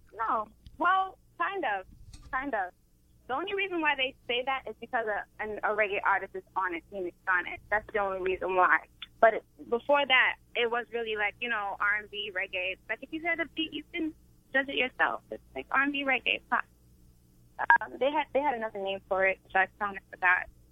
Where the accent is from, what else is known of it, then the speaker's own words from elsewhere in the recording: Brooklyn, New York, United States; I'm from a place called Brooklyn